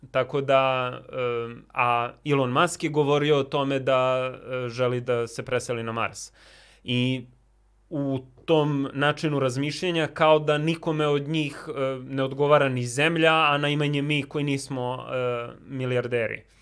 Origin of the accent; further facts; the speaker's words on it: Belgrade, Serbia; moved away; also born or lived in New York; u Njujorku gde sam ja studirao i u blokovima gde sam odrastao